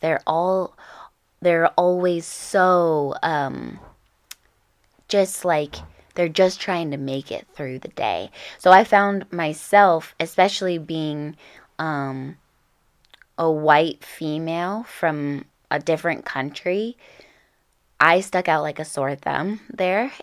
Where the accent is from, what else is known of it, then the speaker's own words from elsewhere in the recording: Orange County, California, United States; I grew up in Orange County